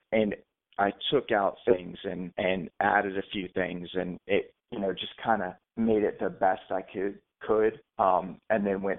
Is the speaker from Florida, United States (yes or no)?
yes; Tampa, Florida, United States; also born or lived in Atlanta, Georgia; I was born in Atlanta, and I came to Tampa, and I went to Coleman and then Plant High School.